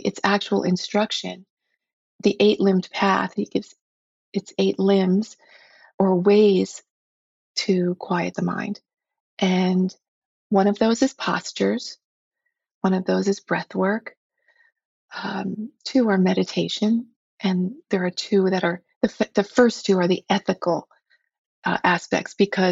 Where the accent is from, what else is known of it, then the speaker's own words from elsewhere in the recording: United States; as an American woman